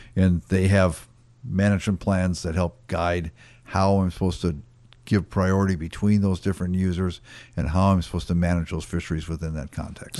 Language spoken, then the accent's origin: English; Wisconsin, United States; moved away as an adult; also born or lived in Fairbanks, Alaska; now in Alaska, United States; I grew up in Wisconsin, um, spent first twenty-some years there